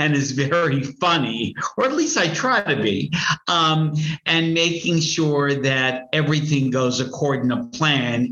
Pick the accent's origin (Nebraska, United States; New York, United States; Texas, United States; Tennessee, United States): New York, United States; I'm from New York